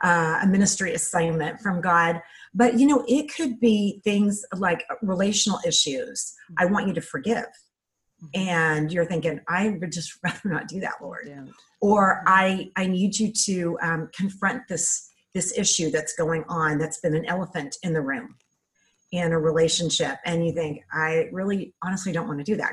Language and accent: English; California, United States; We moved to Santa Barbara, California, cause we're from California